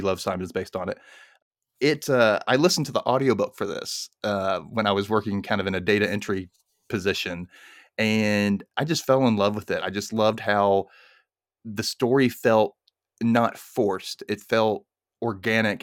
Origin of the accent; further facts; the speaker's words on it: Mississippi, United States; I grew up in Mississippi in the nineties